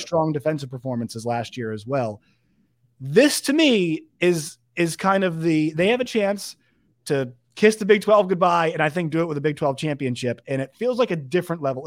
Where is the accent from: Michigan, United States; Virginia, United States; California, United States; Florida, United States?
Virginia, United States; I grew up in Virginia